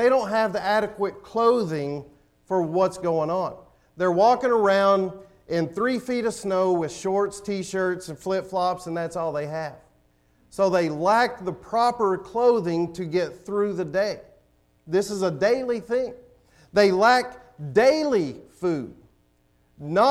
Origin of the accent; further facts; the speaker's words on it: Tennessee, United States; moved away; I'm from Tennessee.